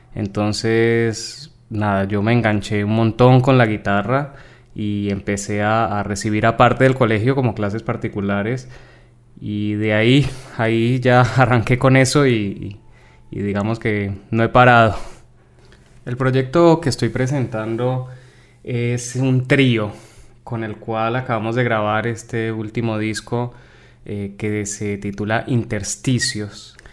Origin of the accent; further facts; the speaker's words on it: Cali, Valle del Cauca, Colombia; moved away as an adult; now in Buenos Aires, Argentina; soy de Colombia, pero bueno, hace ya casi 15 años aproximadamente eh, vivo acá en, Argentina